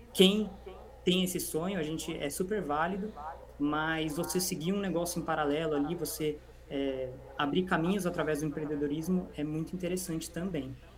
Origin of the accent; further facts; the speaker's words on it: Valinhos, São Paulo, Brazil; also born or lived in Vinhedo / São Carlos / Limeira; eu moro em Valinhos desde 2005, então já fazem aí 15 anos. E então eu tenho bastante convivência aí com a cidade, a maior parte da minha vida eu morei aqui. Antes, antes disso eu morei em Vinhedo